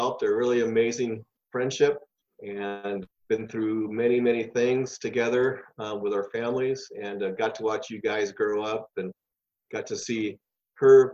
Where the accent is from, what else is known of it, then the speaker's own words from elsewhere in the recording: Los Angeles, California, United States; also born or lived in San Diego; I was born in East LA and at the Japanese Hospital of East